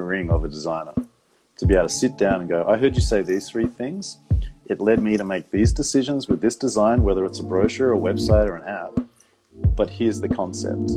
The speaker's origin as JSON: {"language": "English", "country": "Australia", "tie": "born or raised there", "moved": "yes", "said": "growing up in Australia, especially like the 80s and 90s"}